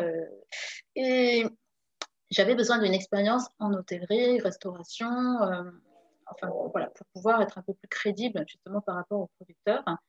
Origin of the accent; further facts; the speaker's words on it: Saint-Germain-en-Laye, Île-de-France, France; moved away as an adult; also born or lived in Le Pecq / Carrières-sur-Seine / Rueil-Malmaison; now in Seoul, South Korea; je viens de région parisienne. je suis née à Saint-Germain-en-Laye